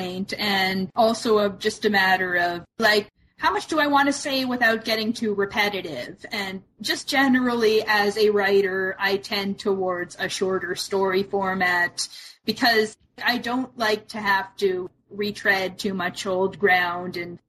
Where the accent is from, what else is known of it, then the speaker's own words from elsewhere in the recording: Canada; I'm Canadian